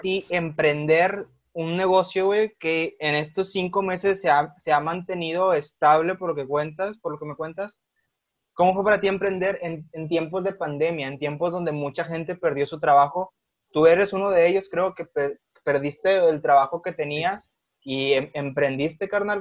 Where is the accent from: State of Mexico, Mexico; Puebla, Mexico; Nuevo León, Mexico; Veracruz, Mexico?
Nuevo León, Mexico; General Escobedo; yo soy de Escobedo